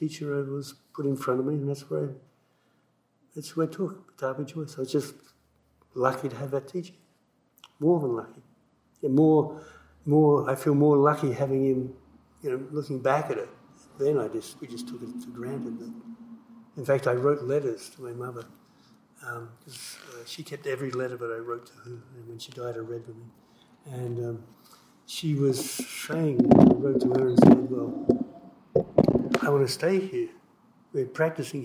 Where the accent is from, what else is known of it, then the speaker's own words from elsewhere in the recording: Australia; moved away as an adult; I grew up in Australia.